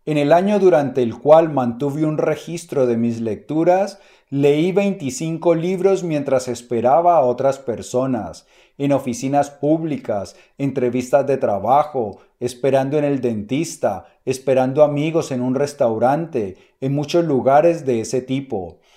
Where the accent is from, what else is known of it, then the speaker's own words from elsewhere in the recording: Colombia; mi país, en Colombia